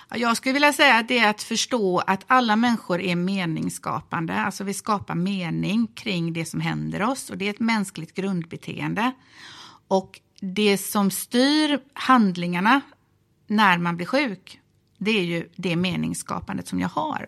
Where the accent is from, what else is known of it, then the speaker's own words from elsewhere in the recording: Gothenburg, Västra Götaland, Sweden; jag är ju från Göteborg